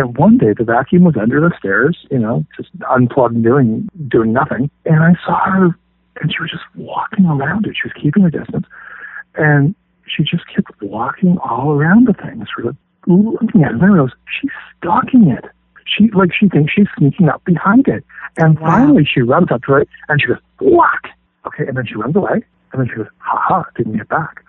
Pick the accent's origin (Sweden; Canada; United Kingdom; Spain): Canada; Canadian guy